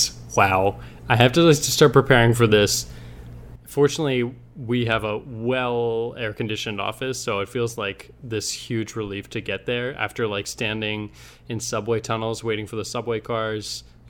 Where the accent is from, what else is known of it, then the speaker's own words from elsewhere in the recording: New Jersey, United States; moved away; also born or lived in North Carolina; I'm from New Jersey.